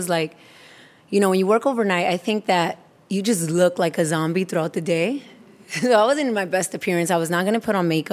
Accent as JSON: {"language": "English", "town": "New York City", "region": "New York", "country": "United States", "tie": "born or raised there", "also_born_or_lived": "Dominican Republic", "said": "I'm from Brooklyn. Like, Brooklyn, what it used to be when Red Hook was Red Hook"}